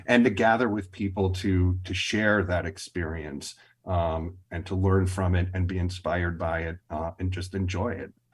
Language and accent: English; Milwaukee, Wisconsin, United States; growing up in Milwaukee